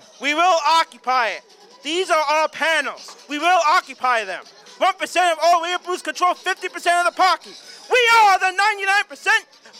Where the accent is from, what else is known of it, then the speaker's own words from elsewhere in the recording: Long Island, New York, United States; I'm from Long Island.